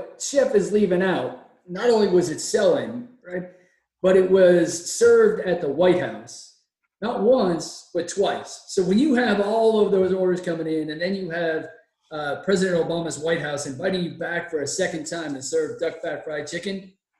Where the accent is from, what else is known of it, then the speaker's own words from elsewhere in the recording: New York, United States; I hail from New York previously, so I feel for it. We're in Texas now, so meat in Texas is pretty big.